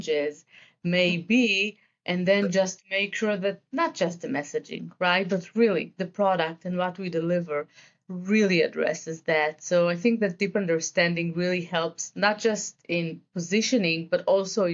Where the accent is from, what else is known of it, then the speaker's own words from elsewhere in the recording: Israel; accent: Israeli; English is a second language; I am originally from Israel, as the accent may indicate.